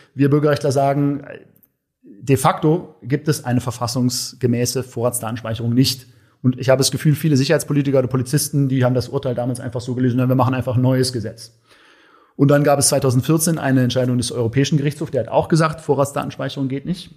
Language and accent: German; Berlin, Germany; als Berliner Junge